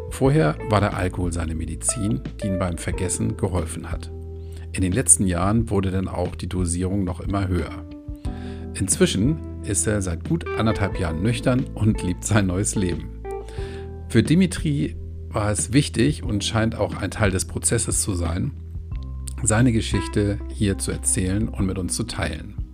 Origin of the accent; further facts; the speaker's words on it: Hamburg, Germany; Ich hoffe, ihr könnt mich als Hamburger trotzdem gut verstehen.